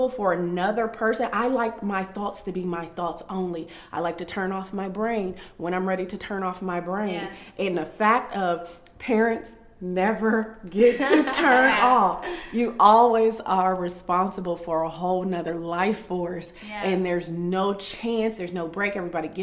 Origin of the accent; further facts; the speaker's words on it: Columbus, Ohio, United States; I'm from Columbus, Ohio, where people are validated by how many children they have